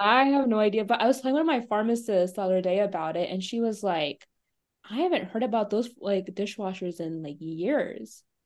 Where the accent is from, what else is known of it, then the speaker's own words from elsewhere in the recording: Overland Park, Kansas, United States; moved away; also born or lived in Des Moines, Iowa; I'm from Overland Park, Kansas